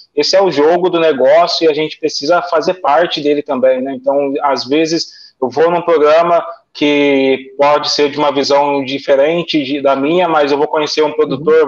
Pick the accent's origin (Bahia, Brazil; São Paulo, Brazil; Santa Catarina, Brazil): São Paulo, Brazil; Guaratinguetá; eu moro no interior, eu moro em Tiguetá, eu sou caipira, eu não pretendo sair daqui